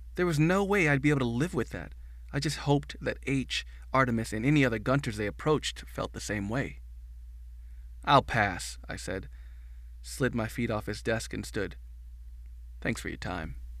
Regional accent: Midwest, United States; growing up in the Midwest

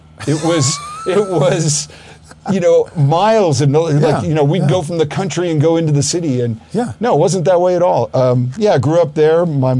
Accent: River Vale, New Jersey, United States; also born or lived in Southern California / Colorado; now in Louisville, Colorado, United States; We grew up in a little town called Rivervale, New Jersey. It was about 30 miles from downtown Manhattan. But I had a 3-mile woods behind our house.

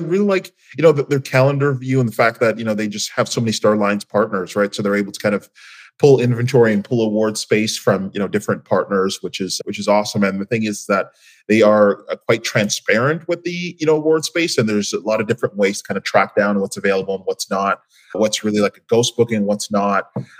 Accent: Canada; Coming from, you know, being a Canadian, to begin with, we don't have many options as just, you know, Canadian carriers.

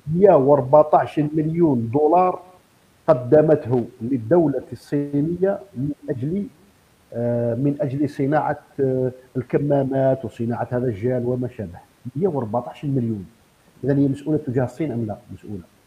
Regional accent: Algeria; عندنا في الجزائر

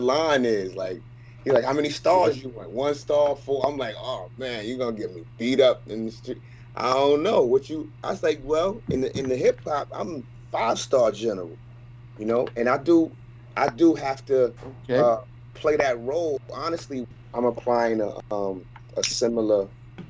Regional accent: New York City, New York, United States; I'm a New Yorker

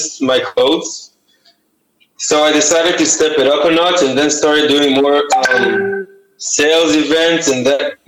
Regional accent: Israel; I'm from Israel and everyone has to go to the army here

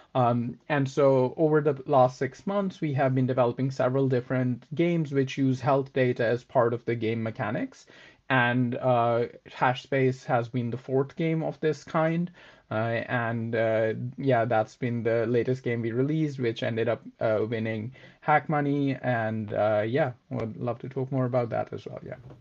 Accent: Pakistan; moved away as an adult; also born or lived in Oxford; I am originally from Pakistan

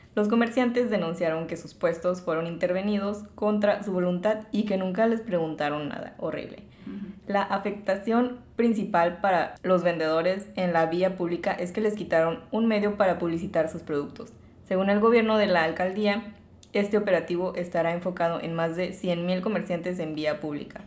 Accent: Mexico; como mexicanos

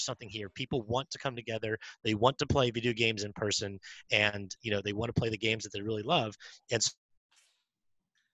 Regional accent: Lancaster, Pennsylvania, United States; I grew up in Lancaster, Pennsylvania, which is well known as Amish country here in Pennsylvania

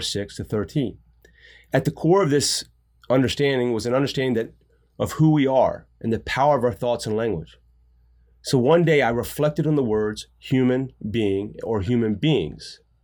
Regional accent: United States; us as Americans

